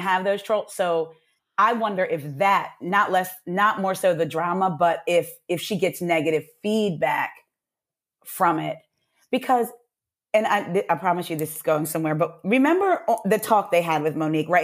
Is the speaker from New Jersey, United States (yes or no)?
yes; New Jersey, United States; now in Atlanta, United States; when we would go home to New Jersey, 'cause I'm from Jersey